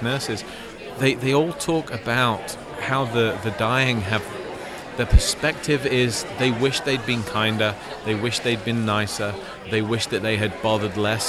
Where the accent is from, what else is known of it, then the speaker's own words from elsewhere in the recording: Leicestershire, East Midlands, United Kingdom; I grew up in Leicestershire, England